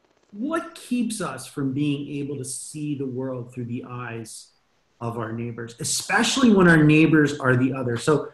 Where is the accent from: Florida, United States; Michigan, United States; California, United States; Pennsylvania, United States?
Pennsylvania, United States; Philadelphia; moved away; So I grew up in Northeast Philly, mm-hmm. and my wife and I were there up in about 2008